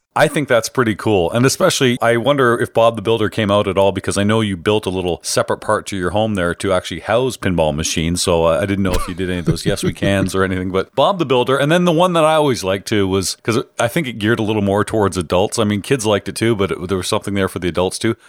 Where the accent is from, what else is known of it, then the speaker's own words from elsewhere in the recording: Canada; I'm Canadian